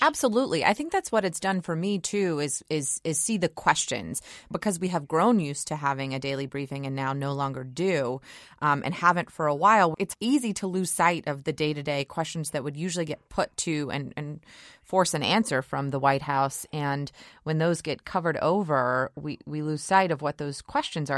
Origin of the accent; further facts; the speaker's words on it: Georgia, United States; my home state of Georgia